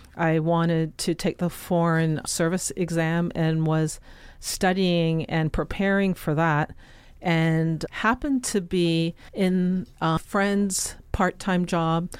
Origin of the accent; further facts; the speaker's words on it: Toronto, Ontario, Canada; moved away as an adult; also born or lived in Jamaica; now in New York City, United States; my entire childhood was in Canada. I was there right through my college years